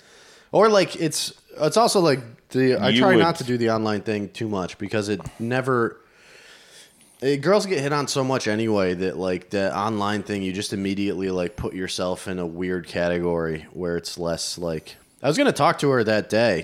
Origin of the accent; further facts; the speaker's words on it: Plainville, Connecticut, United States; now in Los Angeles, United States; Plainville, Connecticut